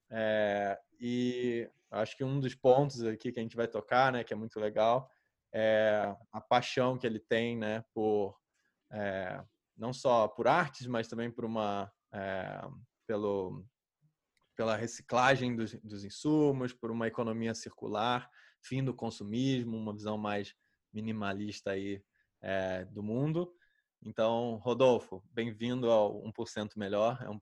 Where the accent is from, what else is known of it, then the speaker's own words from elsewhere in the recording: Rio de Janeiro, Brazil; que eu nasci em Botafogo